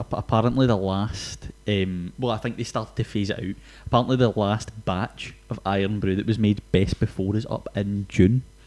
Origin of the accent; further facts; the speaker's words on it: Glasgow, Scotland, United Kingdom; we are Scottish